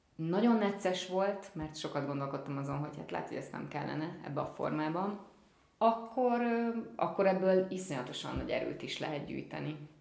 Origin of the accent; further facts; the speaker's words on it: Hungary; first language Hungarian; én magyar színész vagyok, magyar az anyanyelvem